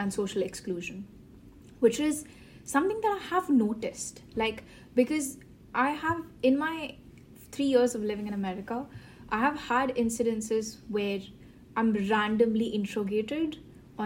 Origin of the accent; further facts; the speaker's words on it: India; being Indian myself